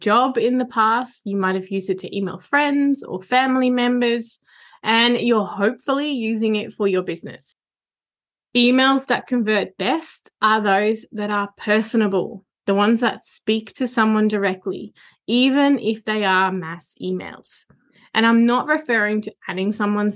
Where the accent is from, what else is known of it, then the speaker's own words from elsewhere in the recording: Netherlands; now in Australia; it's where I was born and where my entire family still lives